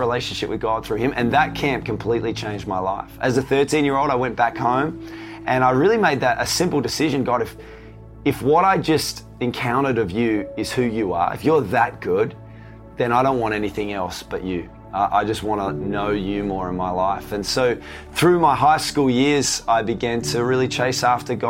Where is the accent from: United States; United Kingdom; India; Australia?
Australia; Tasmania; I grew up in Tasmania.